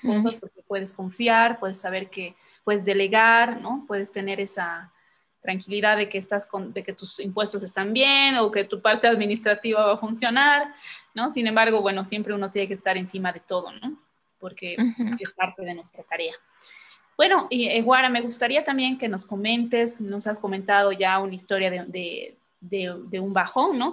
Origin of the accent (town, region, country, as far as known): Bolivia